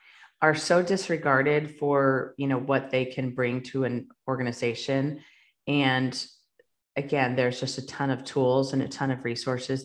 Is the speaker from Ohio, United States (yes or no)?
yes; Ohio, United States; I'm from Ohio